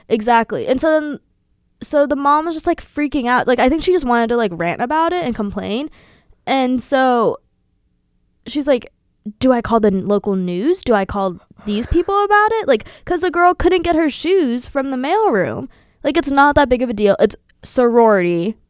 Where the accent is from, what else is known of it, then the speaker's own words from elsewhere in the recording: Sewickley, Pennsylvania, United States; moved away as an adult; now in Milwaukee, United States; I'm from Swickley, P A, in parentheses, outside of Pittsburgh